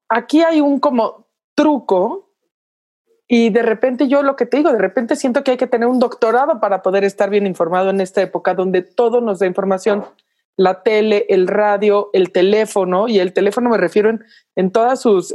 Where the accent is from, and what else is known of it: Mexico